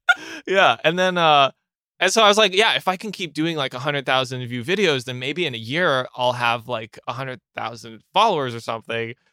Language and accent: English; Ottawa, Ontario, Canada; moved away as an adult; now in Montreal, Canada; I'm originally from Ottawa, uh, which is in Canada, and I moved to Montreal, like, eight eight years ago